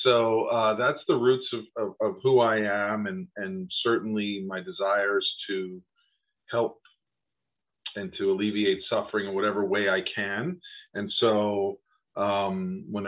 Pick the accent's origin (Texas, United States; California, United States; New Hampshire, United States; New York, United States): New York, United States; I grew up in New York